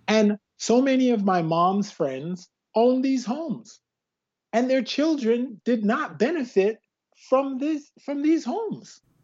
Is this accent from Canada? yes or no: yes; Canada; also born or lived in West Indies; I'm West Indian Canadian